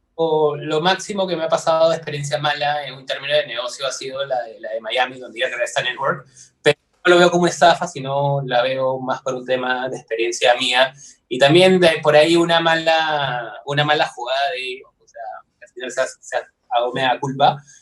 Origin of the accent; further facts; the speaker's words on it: Peru; soy de Perú